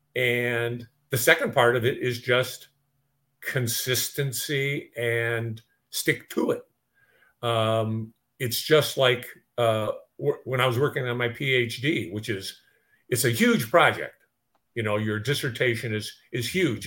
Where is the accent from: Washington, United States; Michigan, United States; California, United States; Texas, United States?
Michigan, United States; Detroit; I grew up in Detroit.